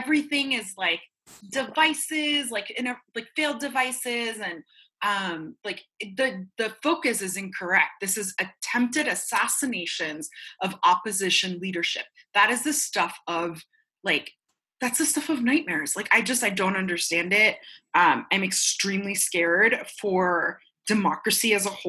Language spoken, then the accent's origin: English; Medellin, Antioquia, Colombia; now in Florida, United States; I'm Colombian, right? And I remember at the height of violence, I'm from Medellin